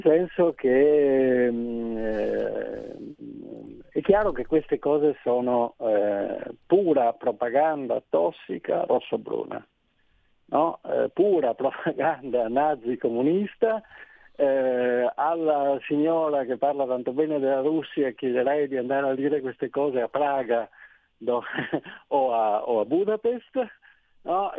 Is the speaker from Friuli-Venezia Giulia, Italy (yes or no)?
yes; Trieste, Friuli-Venezia Giulia, Italy; sono di Trieste